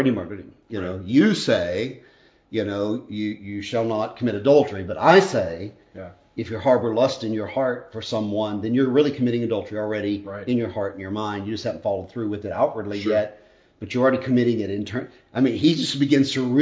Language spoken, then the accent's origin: English; United States; I'm an American.